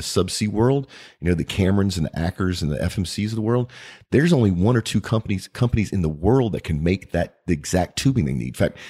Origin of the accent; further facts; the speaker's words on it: United States; when I think about it as an American, longer term wise, how cool would it be to have our steel industry come back?